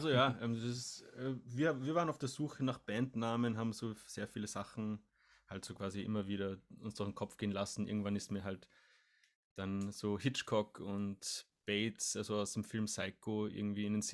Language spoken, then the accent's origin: German; Salzburg, Austria; born there; now in Vienna, Austria; Genau, wir sind gebürtige Salzburger, Salzburg, Österreich, aber wohnen sogar zusammen in Wien mittlerweile, ja.